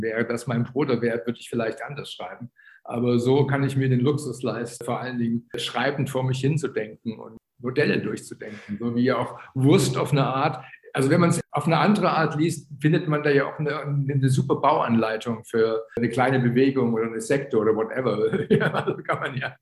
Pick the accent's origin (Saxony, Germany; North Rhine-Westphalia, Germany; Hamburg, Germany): Saxony, Germany; Chemnitz; ich bin ja in Karl-Marx-Stadt aufgewachsen, also die Stadt, die jetzt wieder Chemnitz heißt